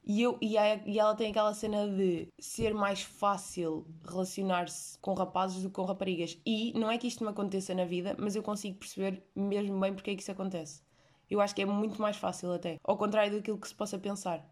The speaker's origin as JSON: {"language": "Portuguese", "country": "Portugal", "tie": "born or raised there", "said": "eu nasci em Portugal"}